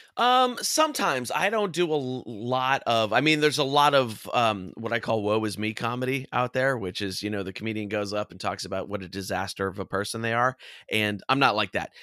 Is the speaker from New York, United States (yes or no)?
no; California, United States; growing up in California